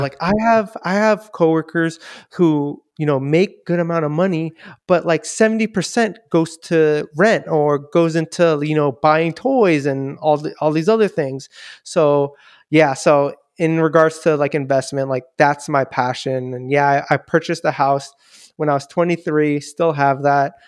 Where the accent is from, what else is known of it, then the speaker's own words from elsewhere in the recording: Daly City, California, United States; I was born and raised here in Daly City